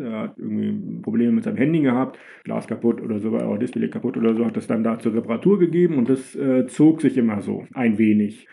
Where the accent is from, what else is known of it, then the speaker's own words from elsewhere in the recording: Germany; als äh, Deutsche